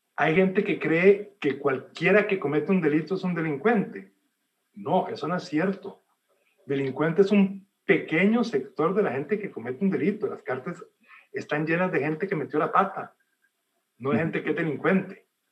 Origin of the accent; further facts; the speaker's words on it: El Salvador; yo soy de origen salvadoreño, yo nací en Salvador